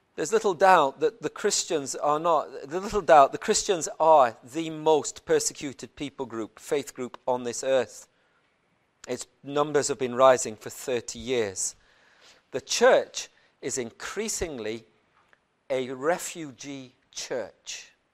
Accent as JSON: {"language": "English", "region": "Plateau", "country": "Nigeria", "tie": "born or raised there", "said": "I was born in Plateau State in the middle of Nigeria"}